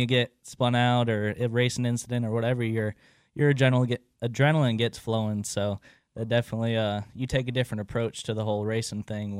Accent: Statesville, North Carolina, United States; born and raised in Statesville.

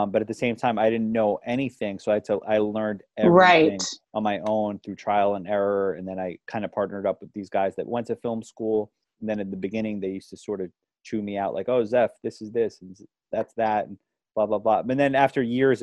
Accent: New York City, New York, United States; also born or lived in Westchester, New York; I was born in Manhattan, raised in the Bronx. Then my family moved up to Westchester, which is the suburbs of New York City.

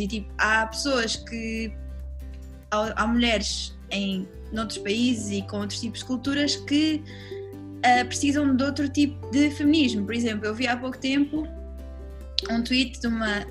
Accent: Lisbon, Portugal; also born or lived in London; eu sou lisboeta, vivi cá, tipo, a minha vida inteira

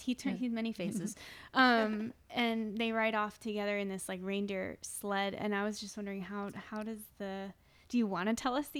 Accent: Florida, United States; I'm from the East Coast as well. Mm-hmm. I'm from Florida.

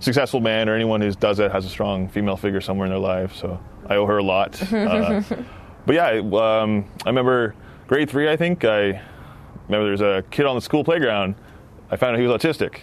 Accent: Peterborough, Ontario, Canada; now in Ottawa, Canada; I grew up in Peterborough, just outside of Peterborough.

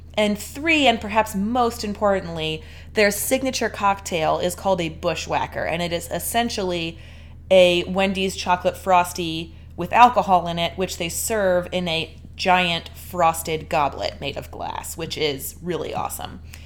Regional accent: Delaware, United States; we're from Delaware and people in Delaware don't say freeway

